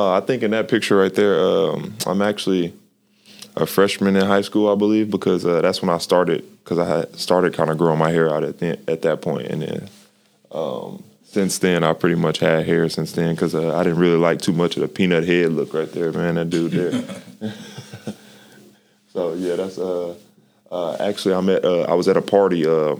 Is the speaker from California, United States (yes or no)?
no; Plano, Texas, United States; Growing up in Dallas, I was from in the Plano area, which is a pretty good suburb.